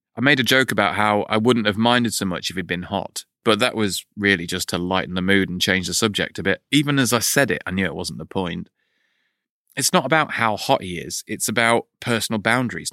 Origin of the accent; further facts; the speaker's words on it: United Kingdom; 'cause we're British